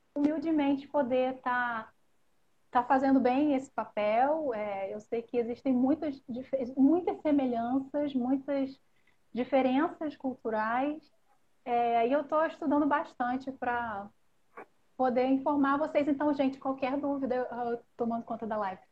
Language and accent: Portuguese; Rio de Janeiro, Brazil; accent: carioca; como carioca, no meu linguajar carioca